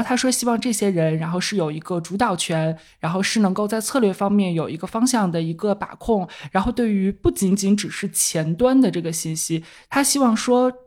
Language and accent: Chinese; China; 我们还是来自中国